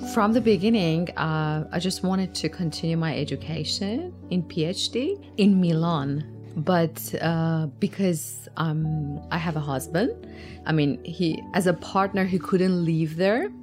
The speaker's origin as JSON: {"language": "English", "town": "Tehran", "region": "Tehran Province", "country": "Iran", "moved": "as an adult", "lives_now": "Tasmania, Australia", "said": "I come from Tehran, Tehran is a massive, compact city compared to Tasmania"}